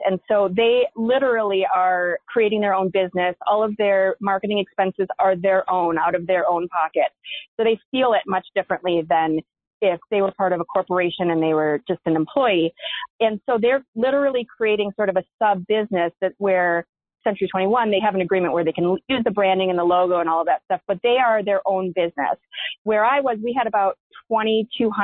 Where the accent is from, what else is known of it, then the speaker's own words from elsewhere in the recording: Minneapolis, Minnesota, United States; I grew up in Minneapolis